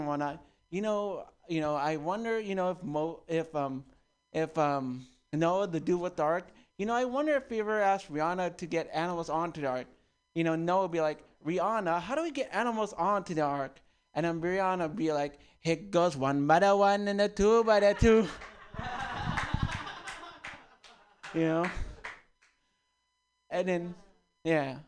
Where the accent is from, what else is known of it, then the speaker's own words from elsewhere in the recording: Daly City, California, United States; I'm born and raised in Daly City.